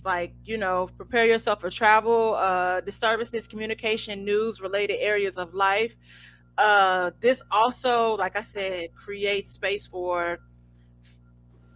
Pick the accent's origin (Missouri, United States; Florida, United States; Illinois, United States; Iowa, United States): Missouri, United States; St. Louis; I'm from St. Louis